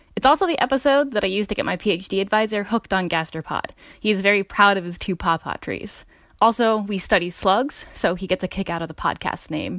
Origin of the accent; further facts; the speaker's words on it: California, United States; now in Pennsylvania, United States; I grew up in California, having never heard of pawpaws, then moved to Pennsylvania